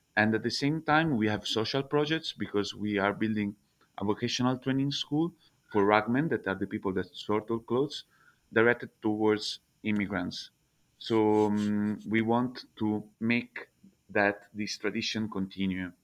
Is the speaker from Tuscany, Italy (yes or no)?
yes; Prato, Tuscany, Italy; English is a second language; moved away as an adult; also born or lived in Milan / China / Vietnam; now in Prato, Italy; I'm from Prato, which is one of the biggest textile cluster in Europe